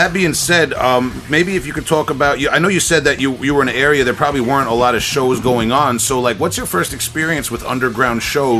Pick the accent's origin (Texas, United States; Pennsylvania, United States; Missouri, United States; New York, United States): New York, United States; Long Island; I'm from Long Island. About an hour east of New York City, so it wasn't always easy to get to the death metal shows.